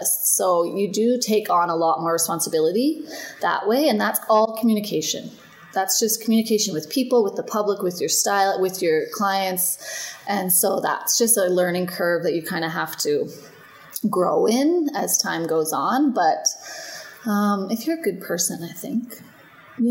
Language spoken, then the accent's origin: English; Canada; also born or lived in Melbourne, Australia; now in Edmonton, Canada; I'm from Canada